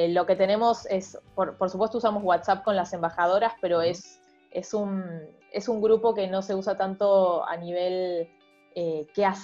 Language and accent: Spanish; Argentina; also born or lived in Mexico; sos de México, yo digo, no, soy argentina.